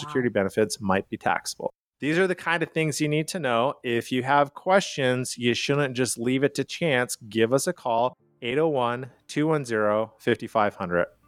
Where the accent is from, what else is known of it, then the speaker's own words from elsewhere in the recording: Calgary, Alberta, Canada; now in United States; I am from Calgary, Canada.